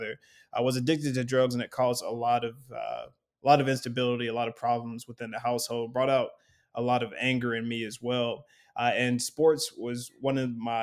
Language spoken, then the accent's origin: English; Lexington, Kentucky, United States; now in Chicago, United States; I'm from Lexington, Kentucky, and I grew up with a single mother and my two brothers